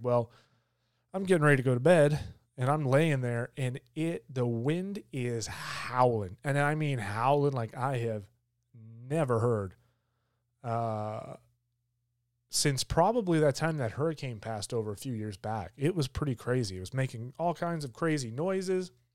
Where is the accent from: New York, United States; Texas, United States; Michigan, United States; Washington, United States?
Michigan, United States; now in Georgia, United States; I grew up in Michigan